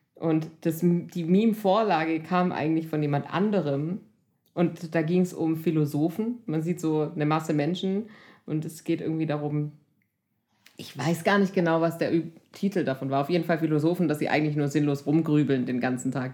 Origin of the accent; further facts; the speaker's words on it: Swabia, Germany; ich bin Schwäbin